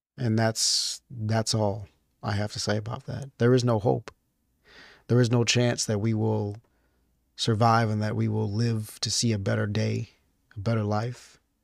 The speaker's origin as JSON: {"language": "English", "country": "United States", "said": "as an American"}